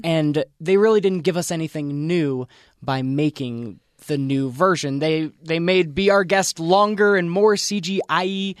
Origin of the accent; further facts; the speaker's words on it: Pennsylvania, United States; I grew up in Pennsylvania